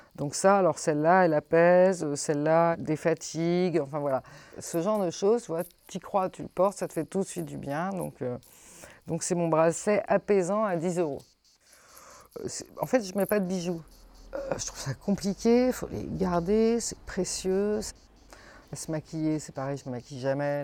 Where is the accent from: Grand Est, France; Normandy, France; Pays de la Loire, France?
Normandy, France; Rouen; also born or lived in Maisons-Laffitte / Colorgues; now in Vauvert, France; j'ai grandi, figure-toi, en Normandie